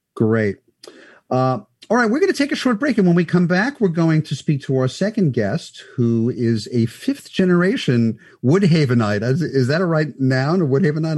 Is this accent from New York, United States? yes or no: yes; New York City, New York, United States; I grew up in Sheepshead Bay